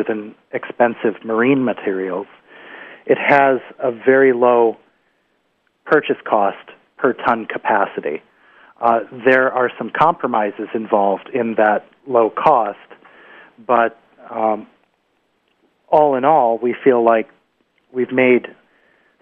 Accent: upper Susquehanna, New York, United States; now in Vermont, United States; where I grew up on the Susquehanna, the origins of the colonial settlements on the upper Susquehanna, like Binghamton

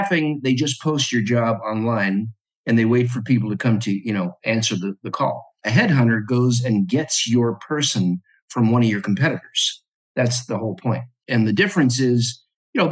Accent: Los Angeles, California, United States; born or raised there; also born or lived in New York area / Alabama / Florida / San Francisco Bay Area

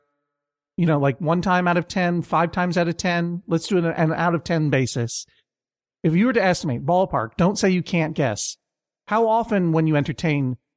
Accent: Massachusetts, United States; I am a man of the Commonwealth of Massachusetts

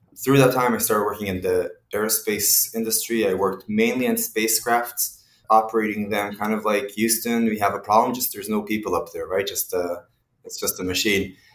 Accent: Israel; moved away; also born or lived in Mexico City / Kyiv; originally, I am from Israel, uh, and in Israel, we all go through the military service

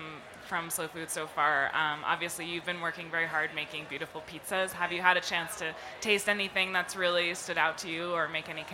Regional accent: New York, United States; as a New Yorker

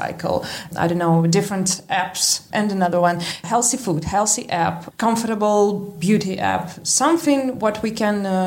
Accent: Novosibirsk, Novosibirsk Oblast, Russia; English is a second language; I'm from Russia. I was born in Novosibirsk.

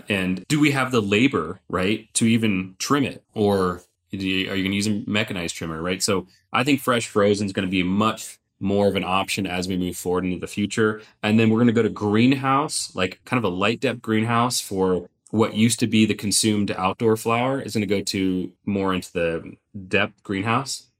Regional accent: Sonoma County, California, United States; I grew up in Sonoma County

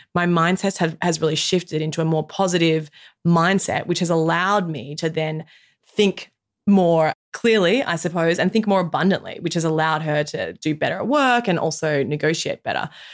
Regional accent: Australia; as an Australian woman, in my mid 30s

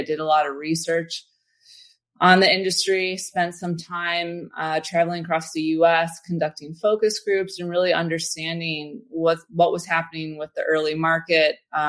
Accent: Philadelphia, Pennsylvania, United States; also born or lived in St. Louis / Detroit; now in San Francisco, United States; I grew up actually in St. Louis and Detroit and then Philly. I spent my formative years. So shout out to all my Philadelphians out there.

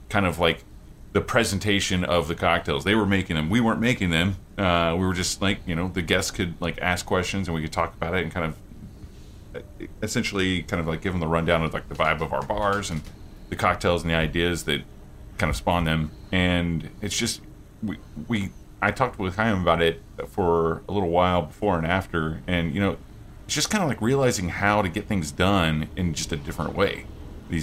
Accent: Oklahoma, United States; I'm from Oklahoma

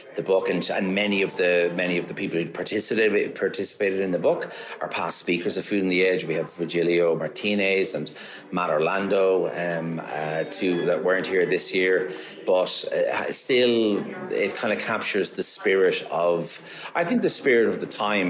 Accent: Maynooth, Leinster, Ireland; moved away as an adult; also born or lived in Dublin; now in Galway, Ireland; I'm originally from Dublin, and I, I grew up uh, just outside at a place called Maynooth

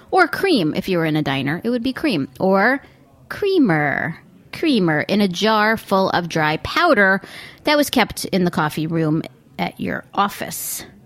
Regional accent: United States; I'm still an American, cosmopolitan as I may be.

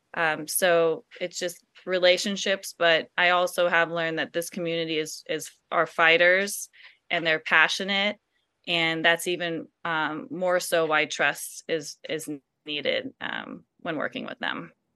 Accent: Silicon Valley, California, United States; growing up in the Silicon Valley

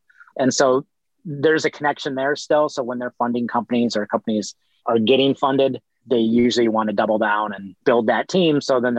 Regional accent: Midwest, United States; moved away as an adult; now in Los Angeles, United States; I'm originally from the Midwest. I was never planning on moving

